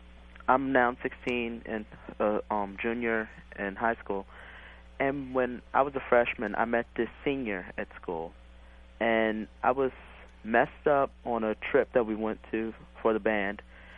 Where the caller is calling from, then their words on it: Maryland, United States; I'm calling from Maryland.